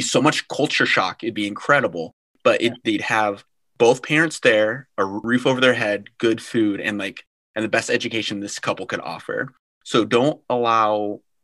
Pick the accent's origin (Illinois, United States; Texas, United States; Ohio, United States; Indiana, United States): Illinois, United States; also born or lived in Chicago; I am from Illinois. I was adopted, spent the first nine years of my life in foster care, but I was adopted from Southside Chicago and I was raised by a loving, godly white family on a pig farm in the middle of Illinois near Champaign